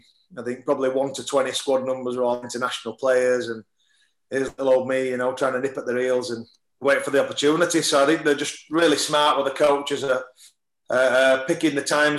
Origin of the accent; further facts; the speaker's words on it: Wakefield, Yorkshire and the Humber, United Kingdom; Obviously, it was Wakefield, my hometown team, so all your mates are going to be there and everything else.